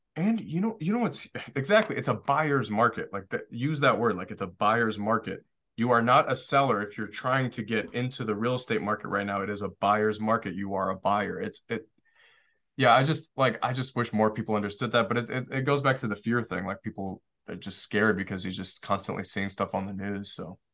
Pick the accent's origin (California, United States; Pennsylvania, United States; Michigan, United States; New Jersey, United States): Michigan, United States; Detroit; also born or lived in Washington, D.C.; I grew up in Detroit